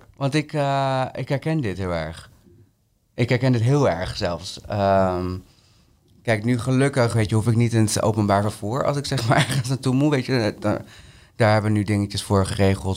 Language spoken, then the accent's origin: Dutch; Peru; now in Netherlands; mijn moederland, Peru